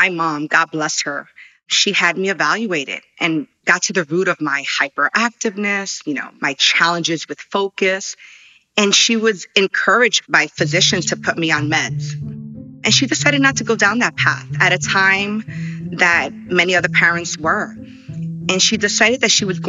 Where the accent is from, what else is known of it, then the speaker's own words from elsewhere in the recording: New York City, New York, United States; I'm of Puerto Rican descent, born and raised in New York, grew up in Washington Heights